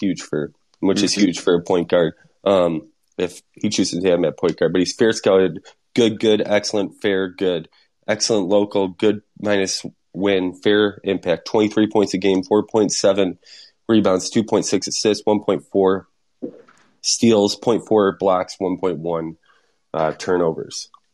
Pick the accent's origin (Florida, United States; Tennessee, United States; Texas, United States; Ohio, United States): Tennessee, United States; Nashville; my hometown, Nashville.